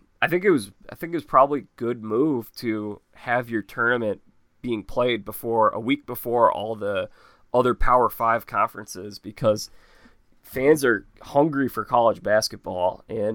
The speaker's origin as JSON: {"language": "English", "region": "Midwest", "country": "United States", "said": "being a Midwesterner, I relate with the Big Ten."}